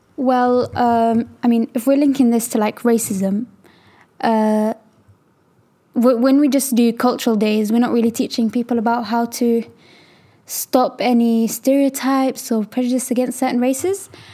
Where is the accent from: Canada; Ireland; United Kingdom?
United Kingdom; I was actually born here